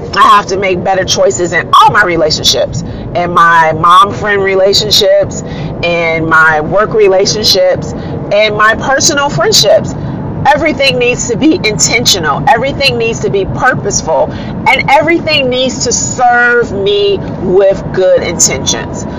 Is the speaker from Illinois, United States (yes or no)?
yes; Chicago, Illinois, United States; I am a very proud Black American, born and raised in Chicago